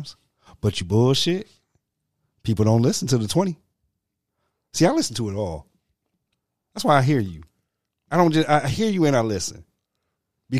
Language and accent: English; Detroit, Michigan, United States; I'm from the hood, too. I'm from Mack and Van Dyke